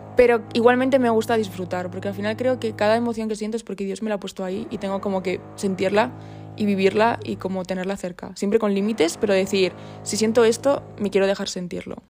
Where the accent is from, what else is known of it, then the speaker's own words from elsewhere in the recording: Puertollano, Castilla-La Mancha, Spain; moved away as an adult; also born or lived in Burgos; vengo de Puerto Llano, de ese pueblecito pequeño